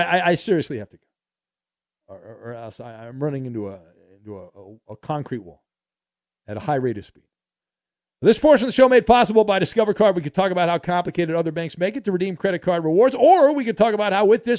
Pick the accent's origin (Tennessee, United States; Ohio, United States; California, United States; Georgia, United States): California, United States; I grew up in Orange County, you know, like kind of the beach on the weekends.